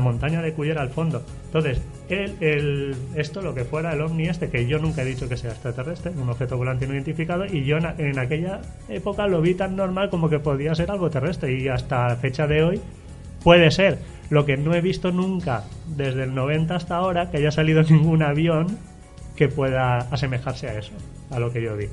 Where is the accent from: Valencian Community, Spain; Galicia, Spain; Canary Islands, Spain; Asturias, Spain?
Valencian Community, Spain; Alberic; moved away as an adult; now in Alzira, Spain; yo soy de Alberique, pero llevo viviendo muchos años ahora ya en Alcira